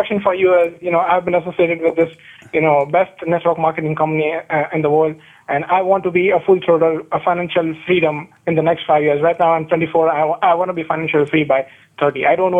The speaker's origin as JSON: {"language": "English", "country": "India", "moved": "as an adult", "lives_now": "United States", "said": "You know, I'm an Indian student."}